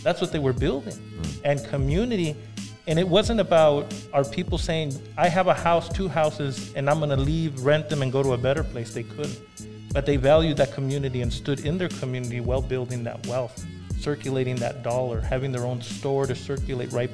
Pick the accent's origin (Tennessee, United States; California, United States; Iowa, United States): California, United States; Los Angeles; growing up in Echo Park